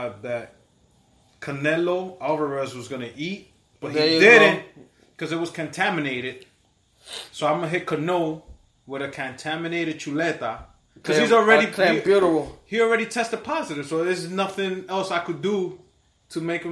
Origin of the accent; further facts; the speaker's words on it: United States; I was born in the United States of America.